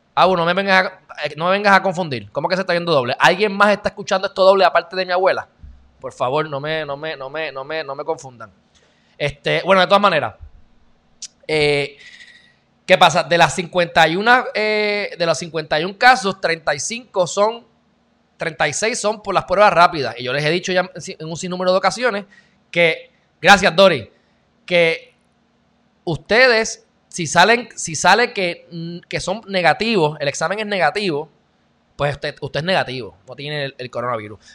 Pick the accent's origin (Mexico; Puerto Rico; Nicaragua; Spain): Puerto Rico; yo soy más puertorriqueño que los puertorriqueños